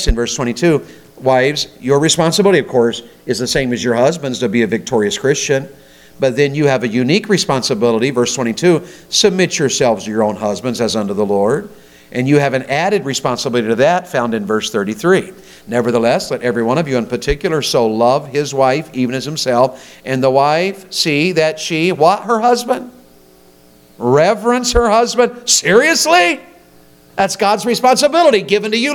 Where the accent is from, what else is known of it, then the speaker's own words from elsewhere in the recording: Tennessee, United States; I'm from Tennessee.